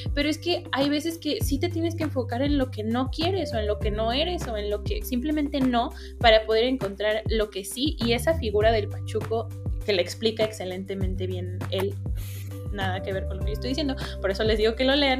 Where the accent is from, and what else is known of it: Mexico